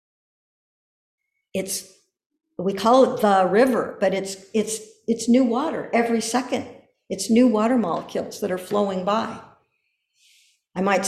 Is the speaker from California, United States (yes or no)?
yes; Pico Blanco, California, United States; I grew up around Pico Blanco, beautiful limestone mountain